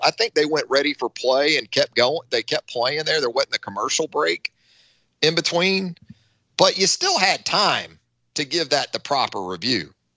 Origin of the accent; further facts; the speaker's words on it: Northeast Florida, United States; I grew up in Northeast Florida